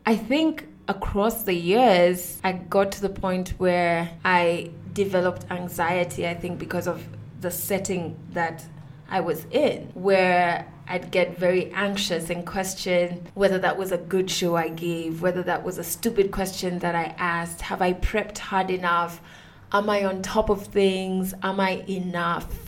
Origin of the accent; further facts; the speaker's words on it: Kenya; I am a Kenyan woman who has been on radio for the past nine years